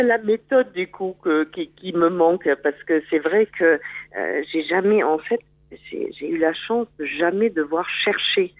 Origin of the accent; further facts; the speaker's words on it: Germany; French is a second language; moved away; je suis allemande.